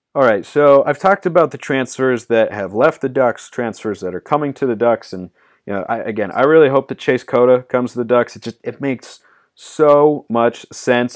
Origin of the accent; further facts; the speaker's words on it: Pacific Northwest, Oregon, United States; I'm from the Pacific Northwest. Shout out to 503.